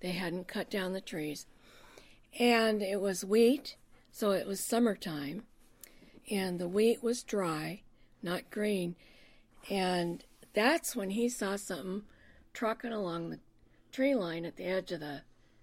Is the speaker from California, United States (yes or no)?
yes; Los Angeles, California, United States; moved away as an adult; now in Oregon, United States; I actually grew up in L.A.